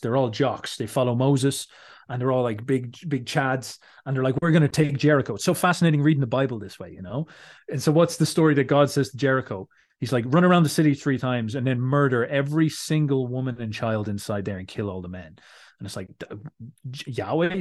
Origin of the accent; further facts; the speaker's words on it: Ireland; I'm Irish